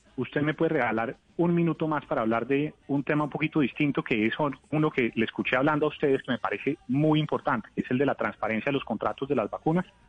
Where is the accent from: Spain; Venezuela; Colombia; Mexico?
Colombia; como colombiano